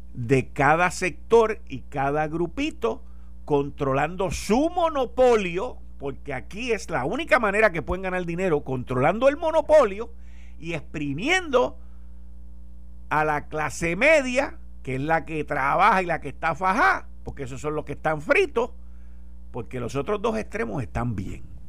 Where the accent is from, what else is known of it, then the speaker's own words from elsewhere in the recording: Puerto Rico; Nosotros somos parte de los Estados Unidos